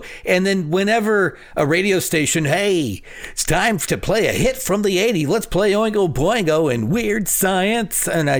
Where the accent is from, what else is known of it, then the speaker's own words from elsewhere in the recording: Phoenix, Arizona, United States; I grew up on West Side of Phoenix, so I know how to break into things.